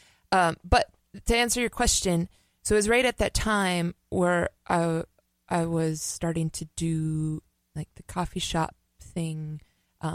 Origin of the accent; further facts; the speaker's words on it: Minneapolis, Minnesota, United States; Born and raised on the Weber Parkway, north side, Minneapolis, currently residing on the south side